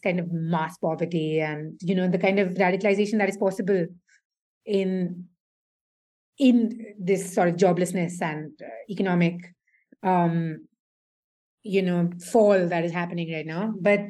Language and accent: English; India; as an Indian woman